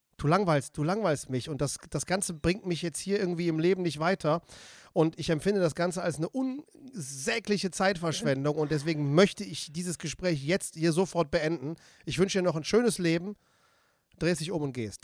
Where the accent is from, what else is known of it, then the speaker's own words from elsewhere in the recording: Siegburg, North Rhine-Westphalia, Germany; also born or lived in Seelscheid; Ich komme, ich bin in Siegburg geboren.